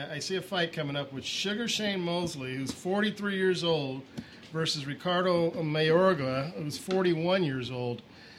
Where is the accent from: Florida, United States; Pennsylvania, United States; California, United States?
California, United States; Torrance; Oh, I grew up in Torrance.